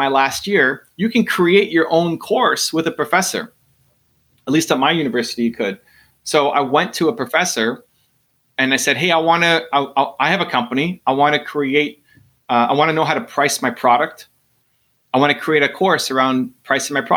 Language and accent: English; Canada; I'm Canadian